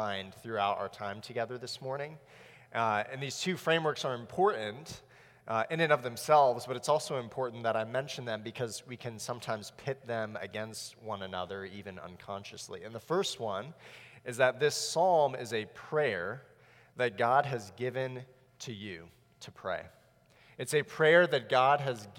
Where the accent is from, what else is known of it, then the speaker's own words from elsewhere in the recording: South Florida, United States; I grew up in South Florida